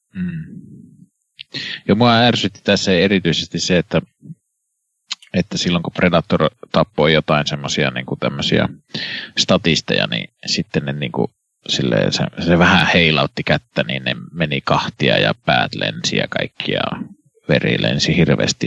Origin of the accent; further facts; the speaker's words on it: Kannus, Central Ostrobothnia, Finland; minun koti- kotikaupungissani Kannuksessa